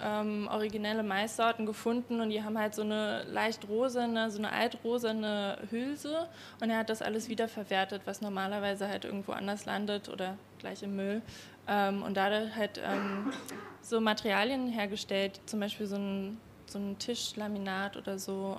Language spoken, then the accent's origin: German; Berlin, Germany; ich komme aus Berlin, ich bin keine Wienerin und als Berlinerin in Wien irgendwie aufzutauchen